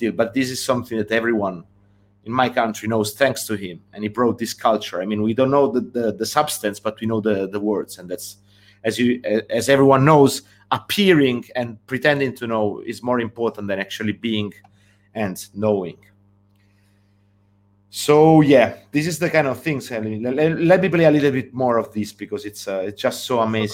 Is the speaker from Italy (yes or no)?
yes; Italy; the kind of things that we grew up with in Italy